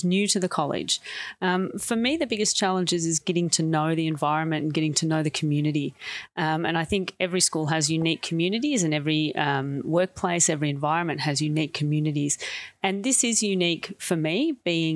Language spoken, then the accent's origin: English; Sale, Victoria, Australia; moved away as an adult; now in Melbourne, Australia; I'm from Gippsland, which is about 2.5 hours or 3 hours east of here. And I went to a Mara school, actually, myself, in Sale